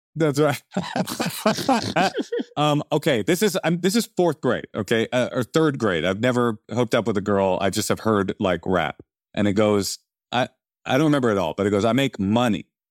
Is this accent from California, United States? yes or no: yes; Oakland, California, United States; I was raised in Oakland